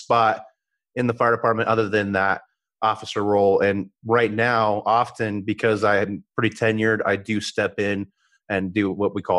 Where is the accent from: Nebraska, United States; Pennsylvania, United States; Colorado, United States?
Colorado, United States; I'm a Colorado native, born and raised in Colorado